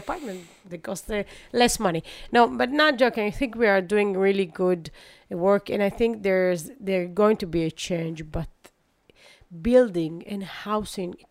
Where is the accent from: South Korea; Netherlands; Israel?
Israel; Netanya, Central District; also born or lived in Ra'anana; I born in Ra'anana, but I prefer to, you know, just live in Netanya because I had many friends and we had really nice neighborhood